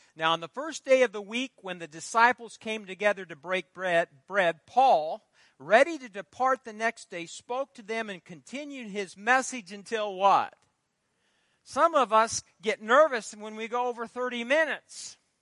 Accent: Fairbury, Nebraska, United States; Fairbury, my hometown

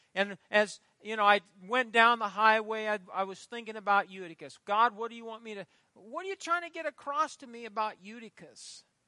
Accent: Fairbury, Nebraska, United States; Fairbury, my hometown

